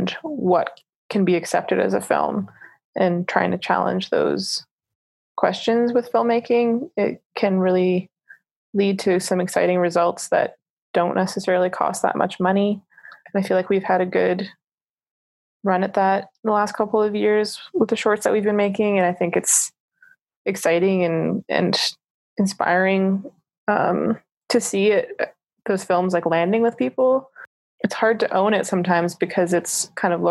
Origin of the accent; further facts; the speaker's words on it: Canada; also born or lived in Toronto / Calgary, Alberta; as Canadian filmmakers